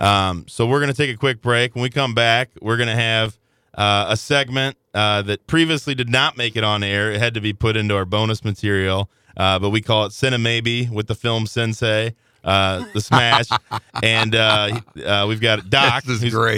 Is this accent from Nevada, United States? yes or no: no; Belleville, Illinois, United States; I grew up in Belleville, Illinois